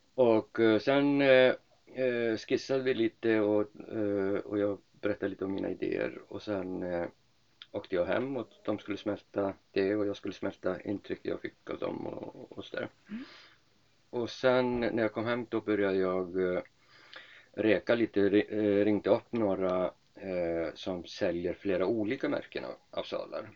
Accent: Iceland; moved away as an adult; also born or lived in Lerum, Sweden / Uppsala, Sweden; now in Sweden; Jag kommer från Island, är eh, född och uppvuxen på Island

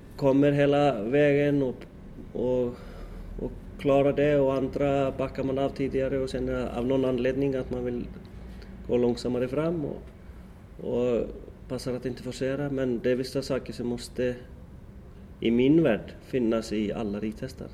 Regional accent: Iceland; moved away; hemma i Sticksolmor

